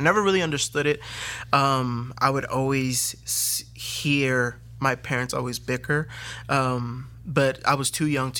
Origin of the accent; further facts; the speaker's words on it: Fairfax, Virginia, United States; I am originally from Fairfax, Virginia, born of Hispanic parents. My parents are both El Salvadorian.